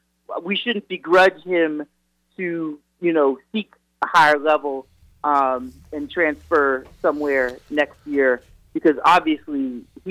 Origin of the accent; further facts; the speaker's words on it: Massachusetts, United States; moved away; I'm from Massachusetts